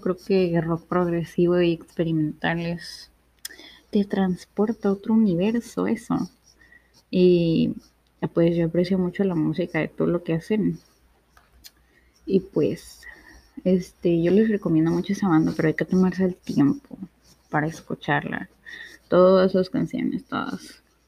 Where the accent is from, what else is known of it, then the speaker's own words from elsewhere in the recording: Ensenada, Baja California, Mexico; soy una chica de Ensenada, México